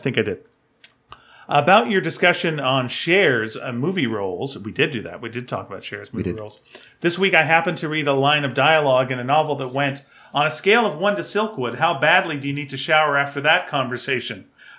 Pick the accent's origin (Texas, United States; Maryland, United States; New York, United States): Texas, United States; Mesquite; The closest I've gotten to this was when I was growing up in Mesquite and I would disappear all day on my bike.